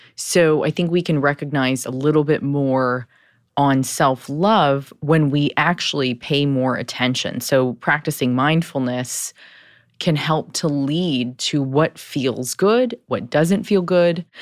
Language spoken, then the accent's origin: English; Southern California, United States; Growing up in Southern California with immigrant parents